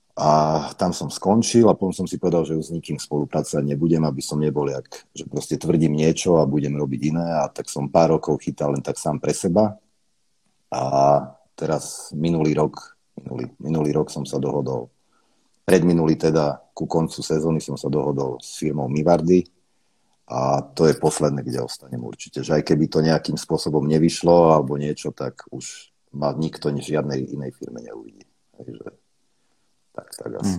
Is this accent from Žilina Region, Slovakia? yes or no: no; Košice, Košice Region, Slovakia; moved away as an adult; Narodil som sa v Košiciach, tam som žil do svojich 20 rokov, 22